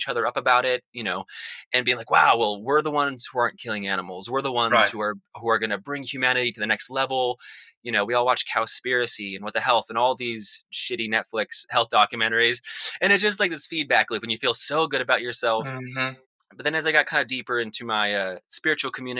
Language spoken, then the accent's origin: English; Salt Lake City, Utah, United States; I grew up in Salt Lake City, Utah, which is a very suburban area.